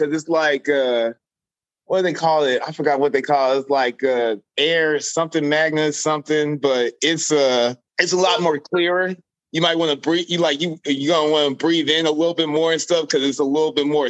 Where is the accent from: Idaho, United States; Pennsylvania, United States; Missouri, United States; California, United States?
Missouri, United States; Kansas City; Kansas City.